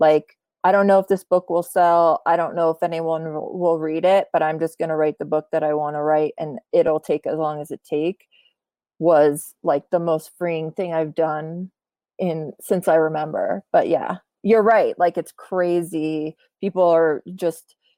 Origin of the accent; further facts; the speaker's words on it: United States; also born or lived in Poland; I was born in Poland. I grew up most of my life in America